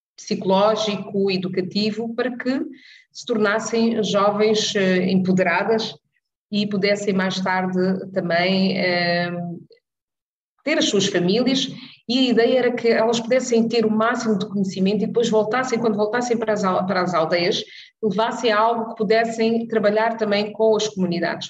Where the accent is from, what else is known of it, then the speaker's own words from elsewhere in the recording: Cape Verde; now in Netherlands; sendo eu cabo-verdiana